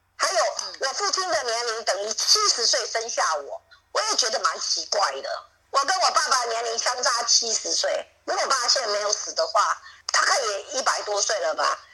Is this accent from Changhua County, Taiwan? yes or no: no; Tongluo, Miaoli County, Taiwan; 我出生在苗栗的铜锣，那苗栗有一个地方叫大平顶